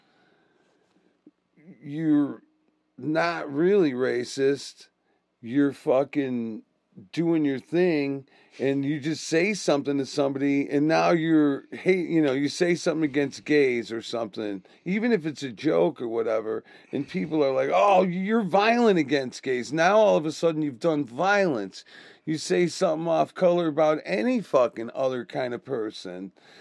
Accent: Chicago, Illinois, United States; we're always from Chicago

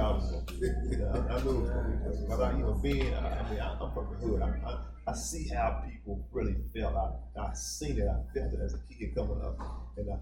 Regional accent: Louisville, Kentucky, United States; me as a piano player growing up in Louisville

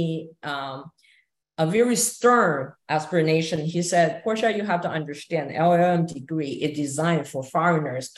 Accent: Taiwan; moved away as an adult; also born or lived in Hong Kong; now in New York, United States; I grew up in Taiwan, and I had a law degree from NTU, National Taiwan University

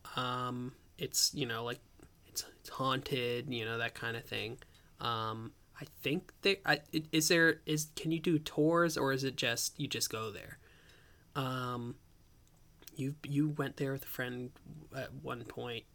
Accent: Ellicott City, Maryland, United States; I grew up in Ellicott City.

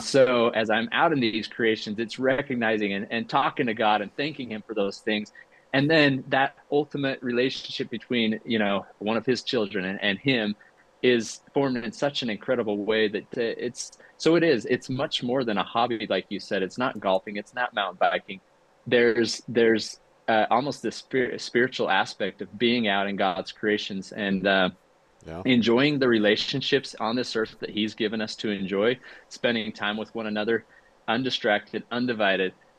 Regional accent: Utah, United States; I grew up here in Utah

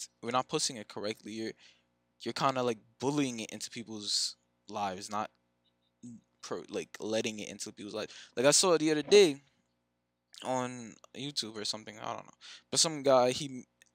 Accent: Jamaica; I'm a Jamaican Christian

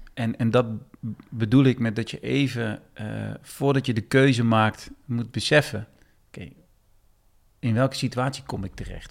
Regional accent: Eindhoven, North Brabant, Netherlands; accent: zachte G (soft G); now in Weesp, Netherlands; ik kom oorspronkelijk uit Eindhoven, dat kan je misschien een beetje horen, mijn zachte G.

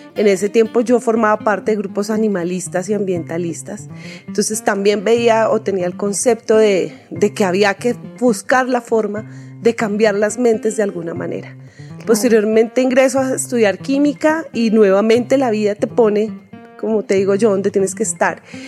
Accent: Soacha, Cundinamarca, Colombia; soy así de Suachuna

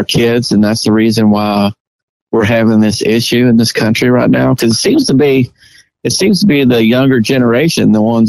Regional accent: the South, United States; We were just proud of being a Southerner.

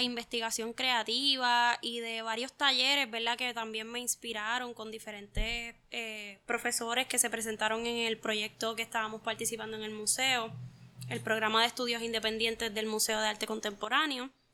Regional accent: Juncos, Puerto Rico; Yo soy de Juncos, original del pueblo de Juncos

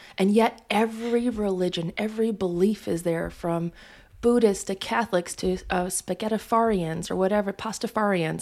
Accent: Missoula, Montana, United States; I'm from Missoula, Montana

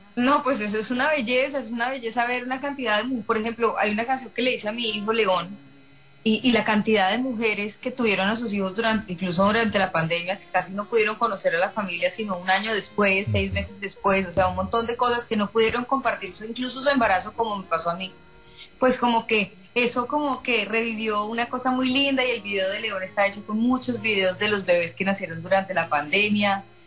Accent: Colombia; moved away as an adult; now in Miami, United States; yo soy una chica colombiana

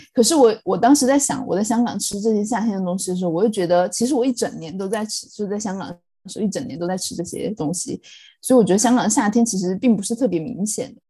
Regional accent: Chongqing, China; also born or lived in Sichuan; now in London, United Kingdom; 我一路在国内长大，在，在四川，在重庆长大的时候

